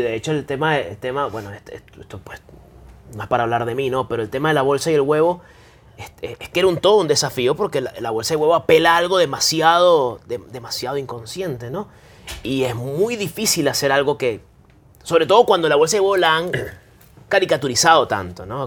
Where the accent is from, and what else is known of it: Venezuela